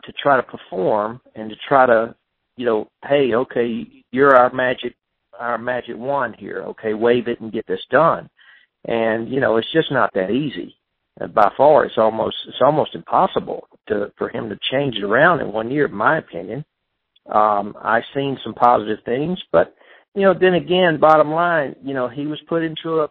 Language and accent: English; United States; I'm American